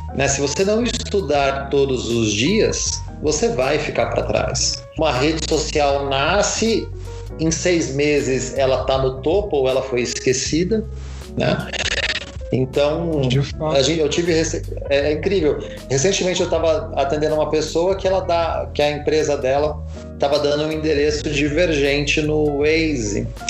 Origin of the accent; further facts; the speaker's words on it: São Paulo, Brazil; Eu sou de São Paulo